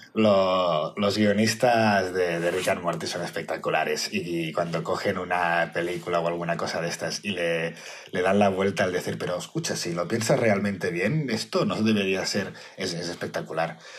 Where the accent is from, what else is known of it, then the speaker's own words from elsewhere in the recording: Barcelona, Catalonia, Spain; soy de Barcelona